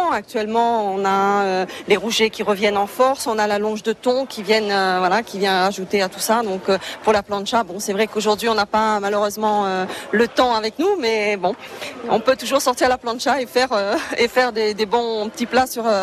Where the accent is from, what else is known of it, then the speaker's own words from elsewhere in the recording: Réunion; moved away; les spécialités de la Réunion, puisque je suis réunionnaise.